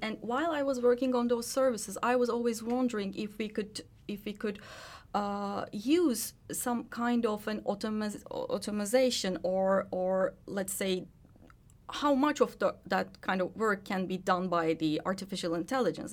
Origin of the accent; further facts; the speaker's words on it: Turkey; moved away as an adult; now in Finland; I was born and raised in Turkey